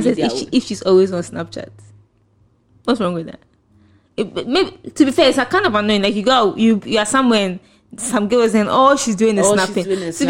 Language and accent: English; Ghana; accent: Ghanaian; if I'm speaking to you in my Ghanaian accent